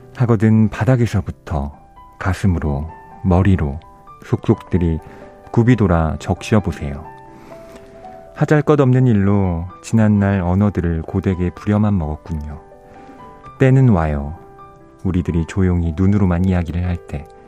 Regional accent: South Korea

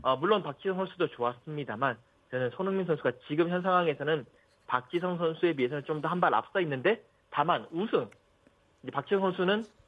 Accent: South Korea

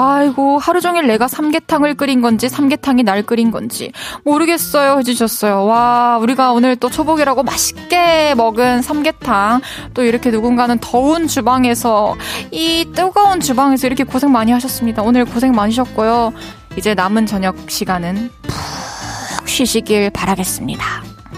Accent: Masan, South Gyeongsang, South Korea; 진주 바로 옆이죠. 저는 이제 마산에서 자랐는데

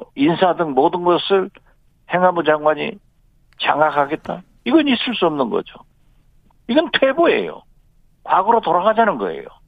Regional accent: Jindo, South Jeolla, South Korea; 제 고향 진도에 가서

